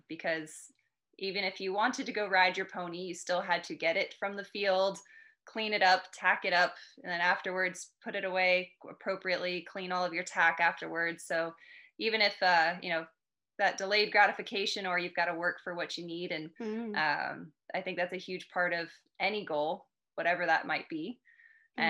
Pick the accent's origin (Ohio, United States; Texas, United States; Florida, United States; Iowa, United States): Florida, United States; South; So I grew up in South Florida in the United States